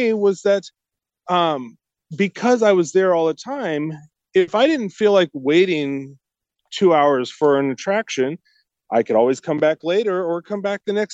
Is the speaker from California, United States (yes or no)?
yes; Southern California, United States; I grew up here in Southern California